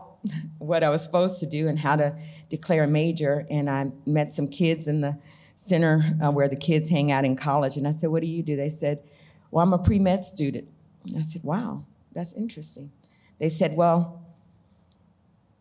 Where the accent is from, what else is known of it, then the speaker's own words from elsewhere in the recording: Arkansas, United States; also born or lived in Blytheville, Arkansas / San Diego, California; I was from Arkansas